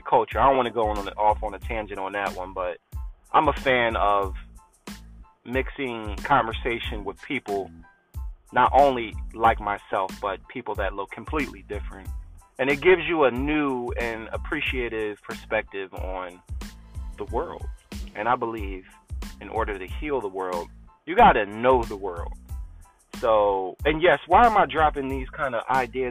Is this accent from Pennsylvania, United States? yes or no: yes; Philadelphia, Pennsylvania, United States; I'm from Philly. But I've been out here for the past month